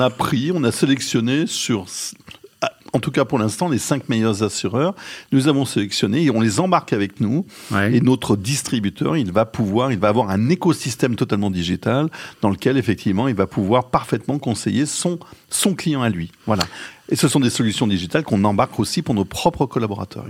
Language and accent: French; Lyon, Auvergne-Rhône-Alpes, France; moved away as an adult; also born or lived in Paris; Je suis un Lyonnais, effectivement, on l'a dit tout à l'heure, d'origine. J'en ai profité pour rentrer à Lyon.